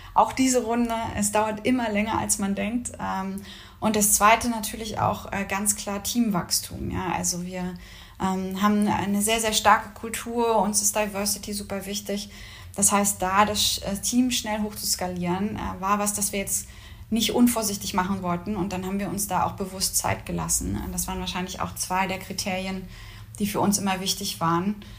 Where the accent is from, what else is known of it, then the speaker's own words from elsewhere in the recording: Mecklenburg-Vorpommern, Germany; moved away as an adult; also born or lived in Berlin / Singapore; Wir sind beide aus Norddeutschland, beide aus Mecklenburg-Vorpommern